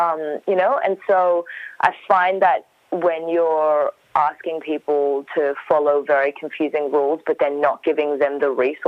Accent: Iraq; I'm a refugee from Iraq.

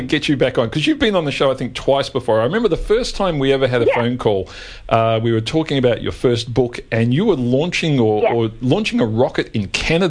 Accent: Australia; I thought that was just us Australians who'd never seen a rocket launch

